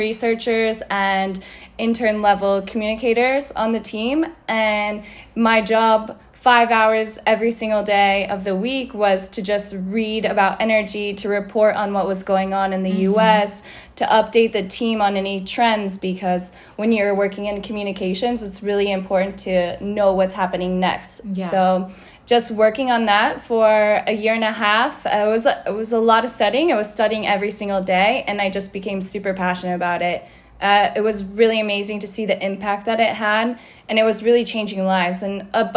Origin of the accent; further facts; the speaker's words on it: Colorado, United States; I'm from Colorado in the US